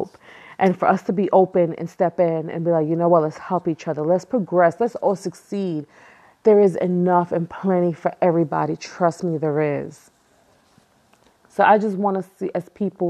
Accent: New York City, New York, United States; I was born and raised in Brooklyn, East New York, which is the hood.

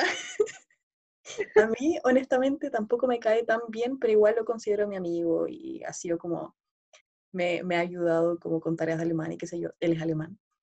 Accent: Santiago, Santiago Metropolitan Region, Chile; also born or lived in Berlin; yo soy chilena, eh, nacida y crecida en Santiago, muy capitalina yo

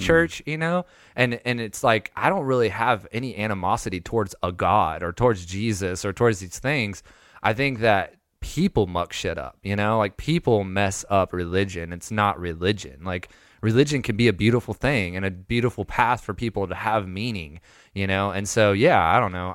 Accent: Lakeland, Florida, United States; also born or lived in Panama City Beach, Florida / Wewahitchka, Florida; now in Ohio, United States; I'm technically from Lakeland, Florida. I lived there till I was, like, fourteen

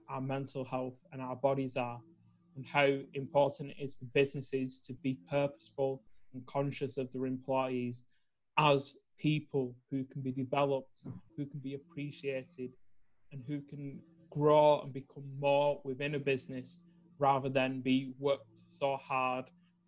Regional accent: Preston, North West England, United Kingdom; I'm from Preston in the United Kingdom, which is not far from Manchester. So up in the north

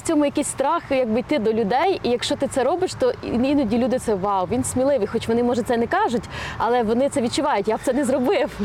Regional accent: Ukraine; Я виросла в Україні

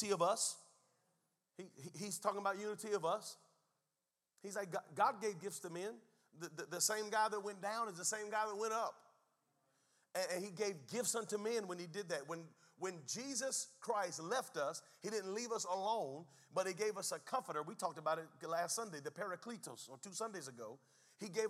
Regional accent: United States; Before I am an American, before I am a Native American

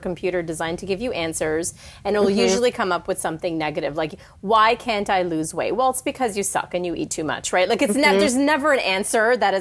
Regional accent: Canada; now in California, United States; I'm living in the States now in California, but I'm Canadian

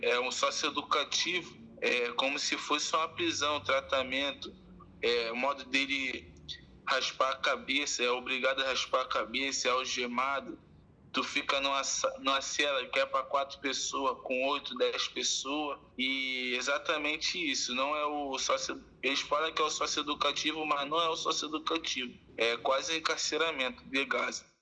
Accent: Rio de Janeiro, Brazil; also born or lived in Santa Cruz, Rio de Janeiro; eu fui morar com a minha avó e com meu pai na região central do Rio, perto da cidade, Maracanã, assim, na Praça da Bandeira. E lá eu fui crescendo

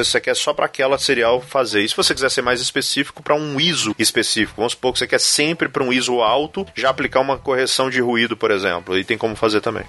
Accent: Belo Horizonte, Minas Gerais, Brazil; aqui na minha terra natal

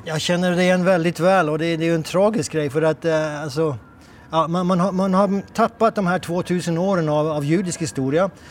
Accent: Norway; moved away as an adult; now in Israel; jag är norsk

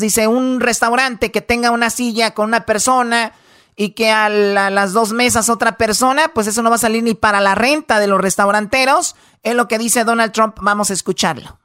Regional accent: Tepatitlán, Jalisco, Mexico; yo soy de Tepatitlán

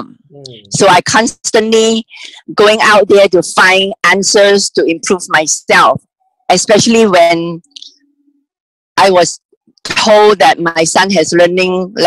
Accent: Malaysia; moved away as an adult; now in United States; I was born and raised in Malaysia. I came here about 30 years ago.

